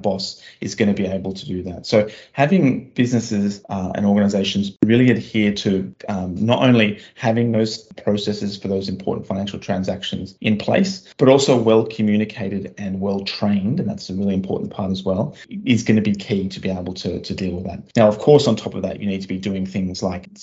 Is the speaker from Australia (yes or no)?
yes; Australia; moved away; my home country of Australia